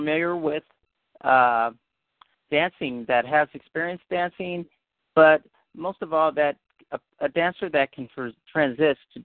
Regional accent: Berkeley, California, United States; I grew up in Berkeley, so I was exposed to a lot of different, people.

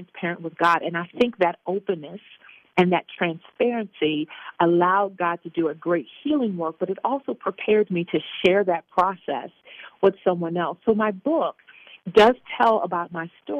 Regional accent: Baltimore, Maryland, United States; moved away; also born or lived in Virginia; I was born and raised in Baltimore. And we moved from Baltimore because things became very violent in that area at the time, early 70s. And so we moved to Virginia

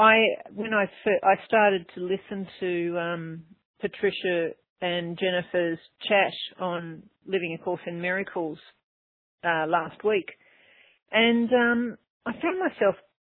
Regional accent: Melbourne, Victoria, Australia; now in Byron Bay, Australia; I'm actually from Melbourne, but at the moment I live near the easternmost tip, Byron Bay, halfway up the country

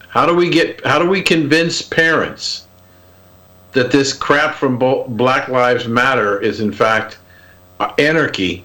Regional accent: Columbus, Ohio, United States; I grew up in Columbus, Ohio

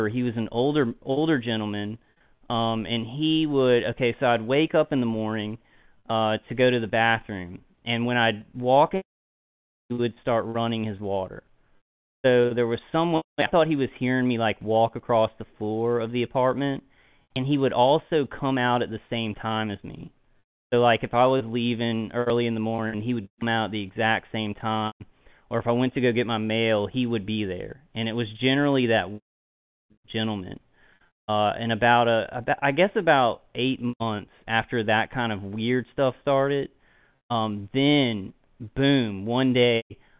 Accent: Louisiana, United States; also born or lived in Texas; I born and raised in Louisiana, you know, all my life

